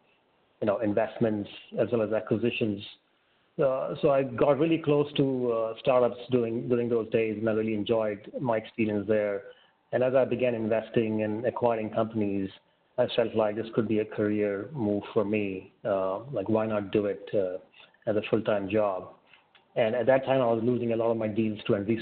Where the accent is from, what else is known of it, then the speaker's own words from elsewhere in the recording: India; moved away as an adult; also born or lived in Austin, Texas, United States / San Francisco Bay Area, United States; I grew up in India and I left for the US in 2003, spent about 15 years there across Austin, Texas